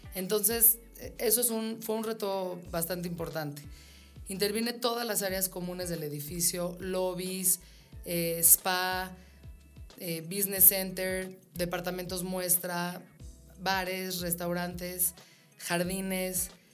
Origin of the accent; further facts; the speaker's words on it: Mexico; yo como mujer mexicana